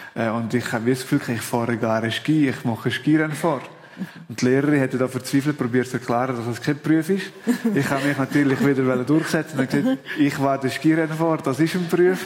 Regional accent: Valais, Switzerland; als Walliser

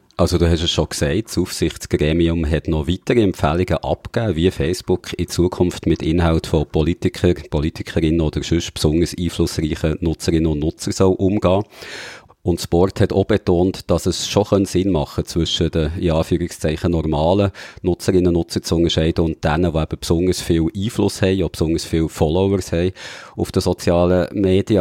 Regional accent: Switzerland; bei uns in der Schweiz

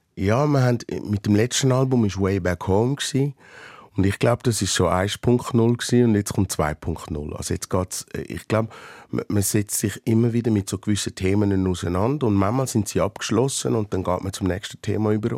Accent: Switzerland; in meiner Heimat

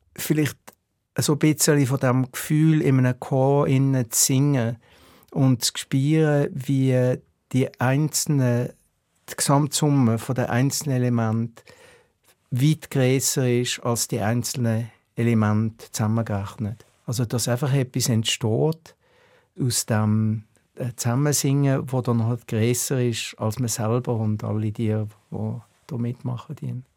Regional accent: Basel, Basel-Stadt, Switzerland; moved away as an adult; also born or lived in Chicago; now in United States; hier probieren als Basler

